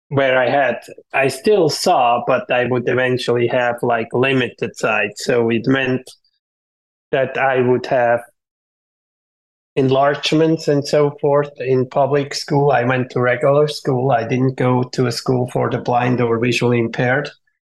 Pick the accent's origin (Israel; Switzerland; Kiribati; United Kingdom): Switzerland; moved away as an adult; now in Folsom, United States; all my growing up in Switzerland, even through business school